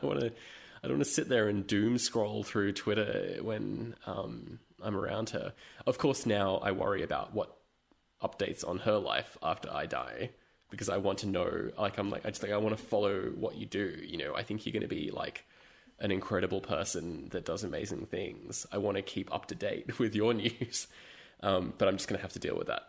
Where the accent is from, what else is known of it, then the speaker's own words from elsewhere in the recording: London, United Kingdom; moved away; I was born in London